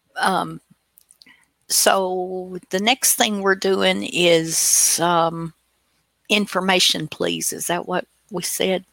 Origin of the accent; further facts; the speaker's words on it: Tennessee, United States; I'm from Tennessee